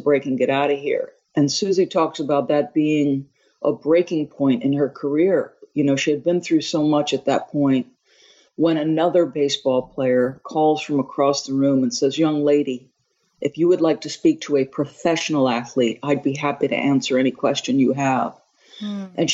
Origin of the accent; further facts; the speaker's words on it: Manasquan, New Jersey, United States; also born or lived in Long Island, New York; When I was 7, we moved from Long Island to a small, very small town, 1 mile square town on the Jersey Shore called Manasquan